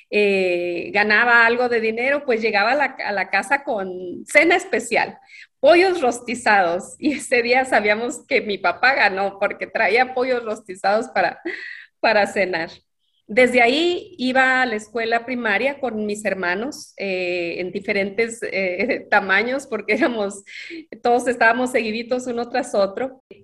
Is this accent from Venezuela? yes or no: no; Ciudad Juárez, Chihuahua, Mexico; also born or lived in Mexico City; y crecí principalmente en Ciudad Juárez, Chihuahua, aunque en los recorridos de mis padres, mi papá Juan y mi mamá Andrea, en algún tiempo me tocó vivir también en la Ciudad de México cuando era muy, muy pequeñita. Realmente yo nací en Ciudad Juárez